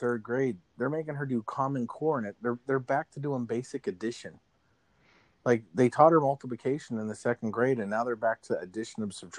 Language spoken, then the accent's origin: English; Arizona, United States; now in Pittsburgh, United States; growing up in Arizona, like I have a contrast because here in Pittsburgh